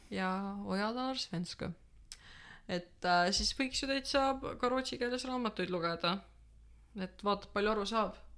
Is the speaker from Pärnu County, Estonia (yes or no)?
yes; Pärnu County, Estonia; mina ikka täielikult Pärnumaalt